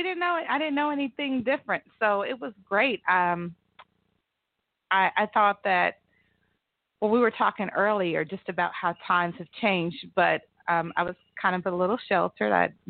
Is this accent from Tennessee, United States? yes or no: no; McAlester, Oklahoma, United States; I am from McAlester, Oklahoma.